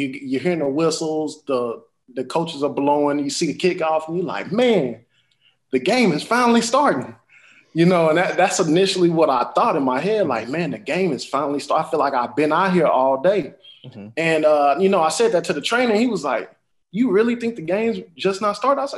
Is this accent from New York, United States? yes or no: no; Huntsville, Texas, United States; now in Houston, United States; I am from Huntsville, Texas. That is a smaller town than Houston, of course, but it is a great town in heart. I definitely, I believe that I got my roots from there, my initial beginnings, learning who I am, development of myself from there